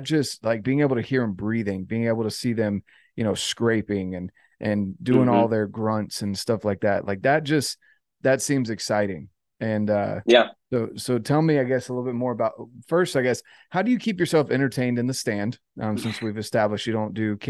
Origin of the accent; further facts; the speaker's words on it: North Carolina, United States; moved away; I grew up in North Carolina